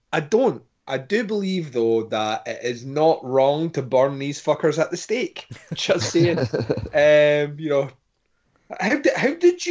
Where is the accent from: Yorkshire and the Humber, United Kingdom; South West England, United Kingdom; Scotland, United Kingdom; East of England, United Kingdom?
Scotland, United Kingdom; I am Scottish